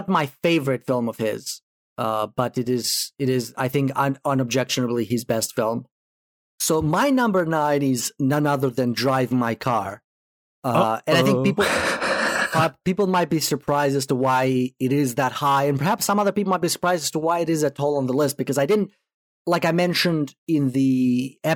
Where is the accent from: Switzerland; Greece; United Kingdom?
Greece; moved away; I am originally from Greece